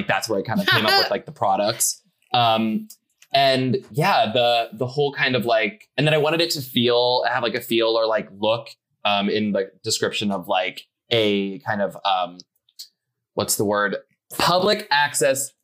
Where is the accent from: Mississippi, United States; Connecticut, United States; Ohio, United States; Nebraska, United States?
Nebraska, United States; moved away; I'm from Nebraska, and I was there last year visiting my family